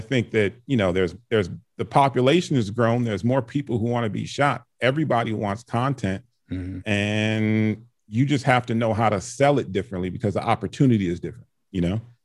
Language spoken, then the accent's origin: English; Chicago, Illinois, United States; also born or lived in Canada; I was born in Canada, um, grew up in Chicago